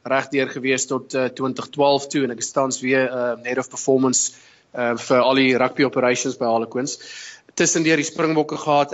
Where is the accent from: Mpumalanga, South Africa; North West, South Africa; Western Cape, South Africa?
North West, South Africa; Potchefstroom; moved away as an adult; also born or lived in Bloemfontein; now in London, United Kingdom; Ek is oorspronklik van Potchefstroom in Suid-Afrika en um, ek het uh, daar groot geword, skool gegaan Potch Gymnasium